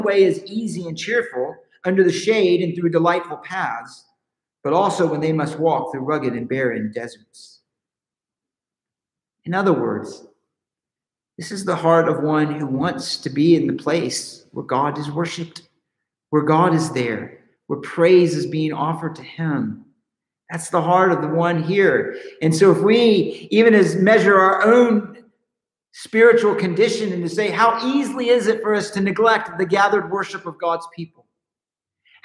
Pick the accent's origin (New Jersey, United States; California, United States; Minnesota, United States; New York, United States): California, United States; Southern; We're from California, Southern California